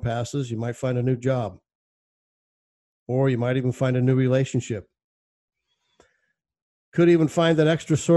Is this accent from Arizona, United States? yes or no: yes; Arizona, United States; my hometown in Arizona